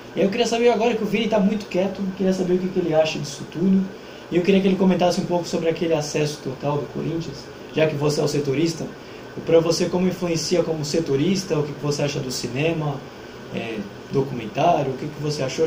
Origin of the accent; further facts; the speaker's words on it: Santos, São Paulo, Brazil; a gente é daqui de Santos